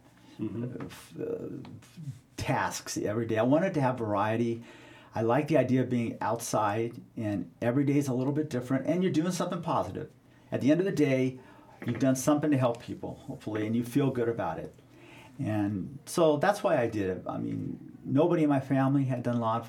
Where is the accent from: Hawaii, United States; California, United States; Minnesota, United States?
California, United States; Southern; I grew up in Southern California